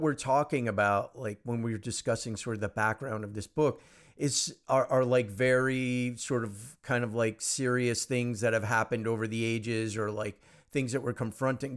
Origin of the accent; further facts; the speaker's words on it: United States; I'm first generation American. I mean, I'm uh, my parents are you know not from the U.S.